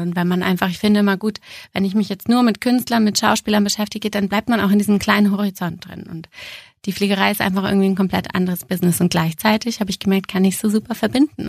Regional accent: Braunschweig, Lower Saxony, Germany; moved away as an adult; also born or lived in Austria / Munich; mein erstes Engagement ging zurück in die Heimat. Ich komme ja aus Braunschweig

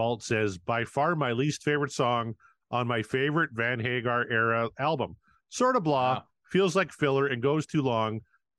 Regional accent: Canada; well, especially me, I'm a Canadian.

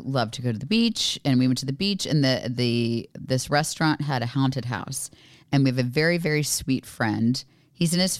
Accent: Sarasota, Florida, United States; I grew up in Sarasota and there was always like a circus contingent

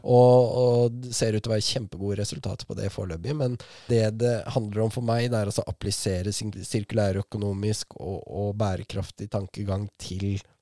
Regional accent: Askim, Østfold, Norway; hjembyen min

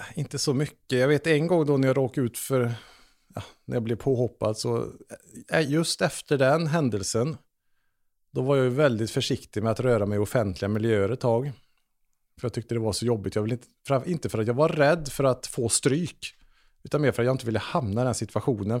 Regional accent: Trollhättan, Västra Götaland, Sweden; jag växte upp i Trollhättan

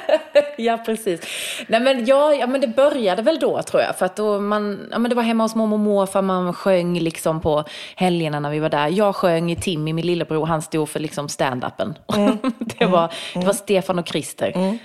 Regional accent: Bromölla, Skåne, Sweden; accent: Scanian; now in Stockholm, Sweden; jag är ju från Bromölla och det ligger ju väldigt nära Blekinge

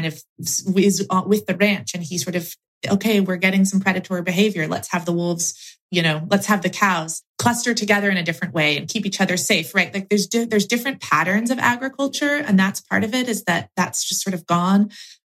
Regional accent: Oregon, United States; my home state of Oregon

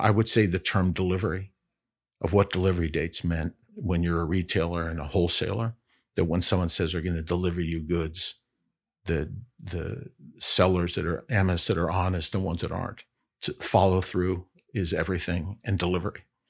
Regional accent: Bexley, Ohio, United States; now in Chicago, United States; I grew up in Bexley, Ohio, Columbus, Ohio, Central Ohio

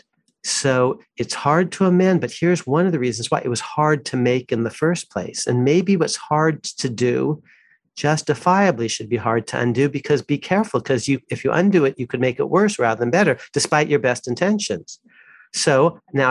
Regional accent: Walnut Creek, California, United States; also born or lived in Midwest; I grew up in Walnut Creek, California

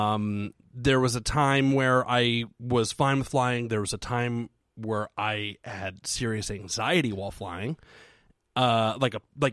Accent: Ohio, United States; I'm from Ohio

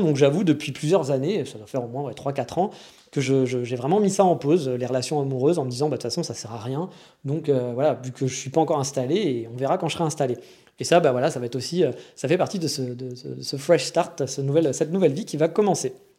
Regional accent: France; accent: franchouillard (French accent in English); je tiens à mon accent de merde franchouillard

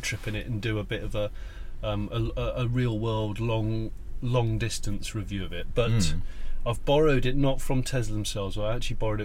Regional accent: Somerset, South West England, United Kingdom; I'm from Somerset

